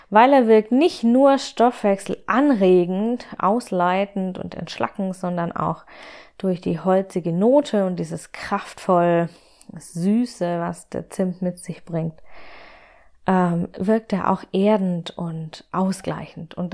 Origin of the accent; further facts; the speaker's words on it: Baden-Württemberg, Germany; born there; Ich bin ja gebürtige Schwäbin und habe damit die Linsen mit Spätzle in die Wiege gelegt bekommen, sozusagen.